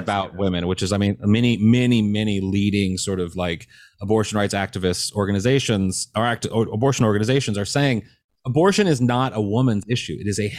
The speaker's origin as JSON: {"language": "English", "region": "Missouri", "country": "United States", "tie": "born or raised there", "said": "my home state of Missouri."}